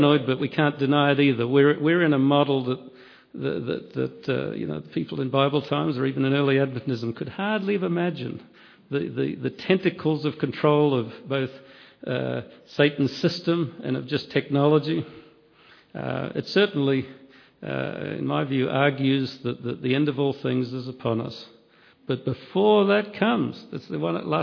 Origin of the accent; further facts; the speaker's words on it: Australia; I come from Australia